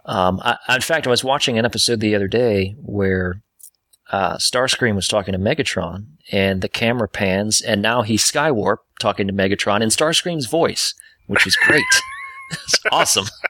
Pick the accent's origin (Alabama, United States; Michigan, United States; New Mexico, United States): Michigan, United States; Detroit; now in Atlanta, United States; I was born in Detroit, Michigan